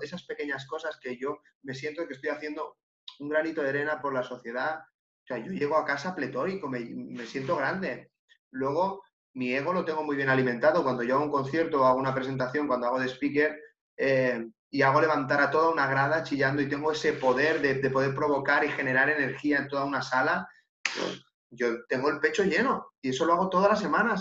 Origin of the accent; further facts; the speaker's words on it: Catalonia, Spain; Yo soy de Cataluña